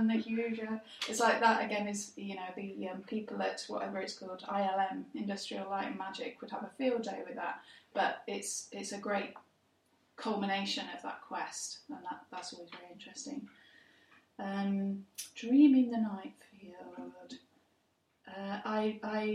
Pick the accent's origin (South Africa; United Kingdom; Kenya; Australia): United Kingdom; England; an English person